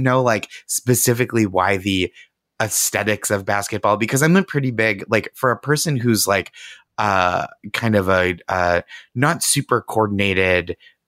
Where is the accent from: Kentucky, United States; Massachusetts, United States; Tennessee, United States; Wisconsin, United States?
Massachusetts, United States; Boston; I'm 36. I was born in 85. And I think my consciousness, and I'm from the Boston area.